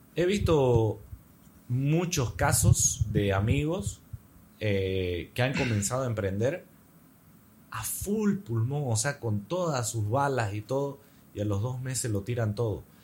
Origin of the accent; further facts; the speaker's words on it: Santa Cruz de la Sierra, Santa Cruz, Bolivia; Mi pueblo, Santa Cruz